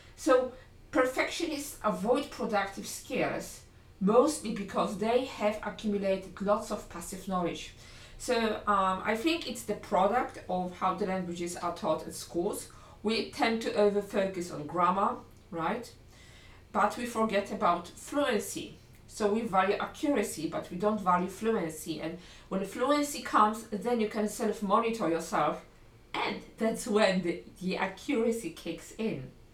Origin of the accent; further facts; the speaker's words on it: Poland; first language Polish; English is a second language; my first language, L1, I'm Polish